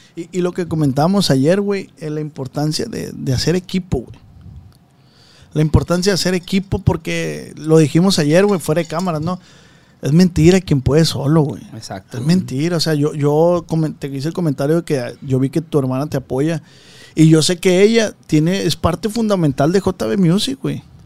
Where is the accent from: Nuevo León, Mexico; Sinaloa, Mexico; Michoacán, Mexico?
Sinaloa, Mexico; Culiacán; Yo soy de Culiacán